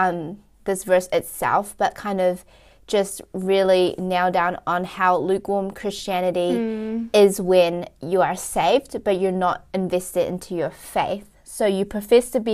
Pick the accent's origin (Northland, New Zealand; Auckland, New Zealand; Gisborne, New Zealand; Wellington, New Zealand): Wellington, New Zealand; we are from Wellington